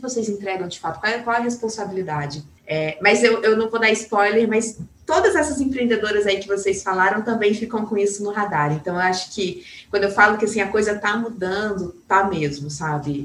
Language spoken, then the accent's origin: Portuguese; São Gonçalo do Sapucaí, Minas Gerais, Brazil; moved away; eu venho de uma cidade do sul de Minas chamada São Gonçalo Sapucaí, é uma cidade super conservadora.